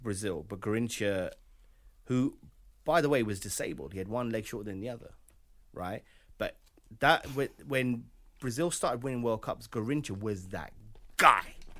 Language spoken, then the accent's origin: English; United Kingdom; we are British